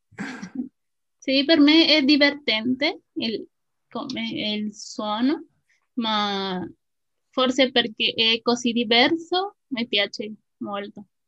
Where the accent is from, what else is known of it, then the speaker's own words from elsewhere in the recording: Mexico; Italian is a second language; also born or lived in State of Mexico; sono una messicana